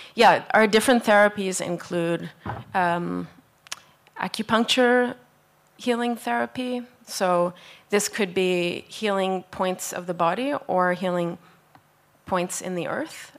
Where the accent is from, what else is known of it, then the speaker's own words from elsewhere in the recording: Canada; now in Tromsø, Norway; I'm from Canada, but I'm currently based in Norway